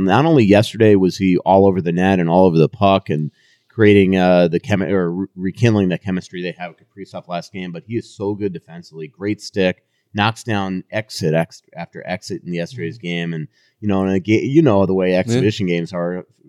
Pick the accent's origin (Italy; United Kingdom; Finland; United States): United States; New York; also born or lived in Florida; now in Minnesota, United States; You're from Michigan, I'm from New York